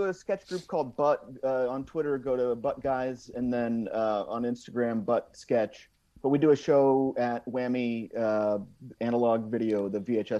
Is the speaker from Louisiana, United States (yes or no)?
no; Missouri, United States; moved away; I'm from Missouri.